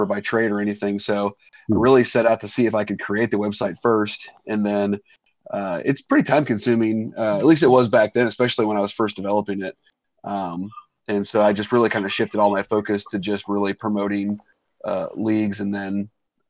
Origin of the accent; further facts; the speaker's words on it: Cincinnati, Ohio, United States; I'm from Cincinnati